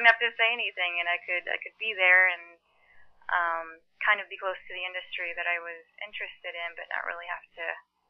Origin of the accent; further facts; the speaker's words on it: Houston, Texas, United States; first language Mandarin; moved away as an adult; now in Los Angeles, United States; I grew up in Houston, Texas